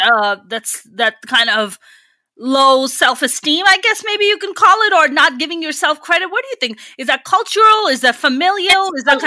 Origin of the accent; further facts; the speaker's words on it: Pakistan; now in United States; you and I come from Pakistan